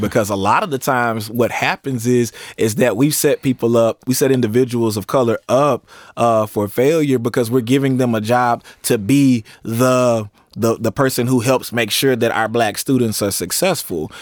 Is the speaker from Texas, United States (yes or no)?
yes; East Texas, United States; growing up in East Texas